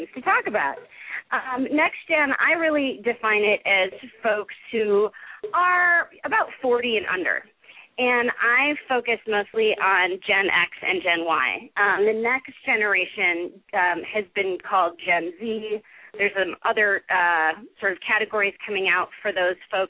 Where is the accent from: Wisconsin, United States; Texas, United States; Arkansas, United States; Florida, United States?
Wisconsin, United States; also born or lived in San Diego / San Francisco / New York; now in Colorado, United States; I grew up in Wisconsin in a family that was incredibly focused on volunteerism